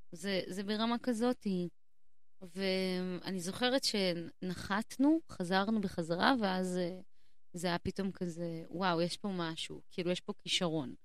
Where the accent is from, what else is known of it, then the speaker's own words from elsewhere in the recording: Haifa, Haifa District, Israel; moved away; also born or lived in Jerusalem; גדלתי בחיפה